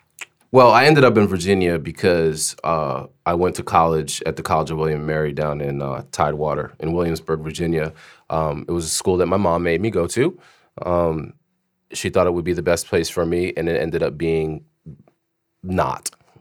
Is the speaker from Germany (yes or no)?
yes; Germany; But prior to that, I grew up grew up in Germany. My dad was in the military. I was a military brat. We lived off the base all the time.